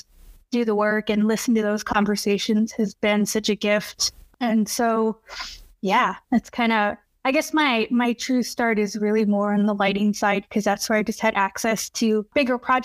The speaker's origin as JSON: {"language": "English", "region": "Texas", "country": "United States", "tie": "born or raised there", "moved": "yes", "said": "I was born and raised in Texas"}